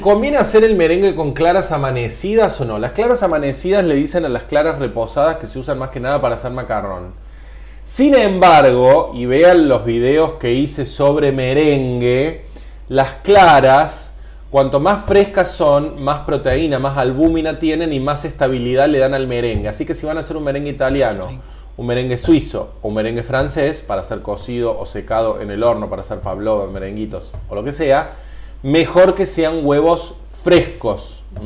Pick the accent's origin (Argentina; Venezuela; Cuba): Argentina; en Argentina, cuando decimos limonas secas, nos referimos al limón amarillo, que es el limón más común acá